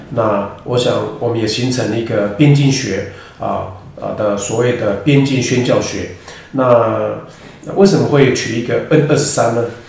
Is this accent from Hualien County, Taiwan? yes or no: yes; Mayuan village, Hualien County, Taiwan; 我是花莲人，啊，马远部落，啊，布农族。那我是在，呃，零五年的时候，呃，回应呼召，啊，成为全职的传道人